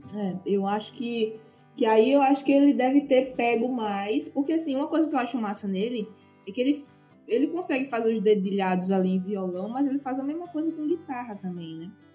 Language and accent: Portuguese; Carpina, Pernambuco, Brazil; now in Aveiro, Portugal; Aveiro tem o tamanho da minha cidade natal em Pernambuco, Carpina, que ninguém nunca ouviu falar sabe?